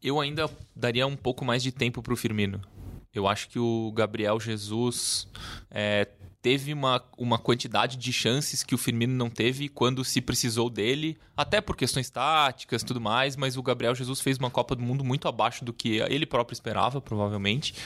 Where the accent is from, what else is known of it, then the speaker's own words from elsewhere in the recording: Uruguay; moved away; Eu que nasci no Uruguai, torço pela seleção do Uruguai